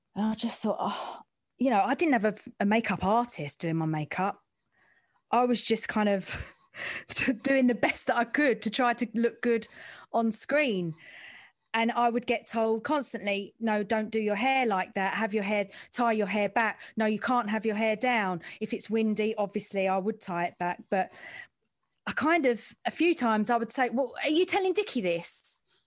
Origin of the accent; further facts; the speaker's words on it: London, United Kingdom; I'm from the East End